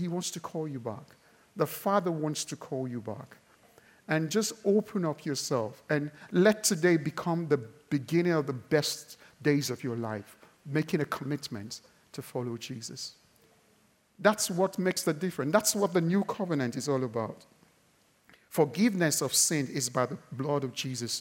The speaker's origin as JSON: {"language": "English", "country": "Nigeria", "said": "I'm Nigerian"}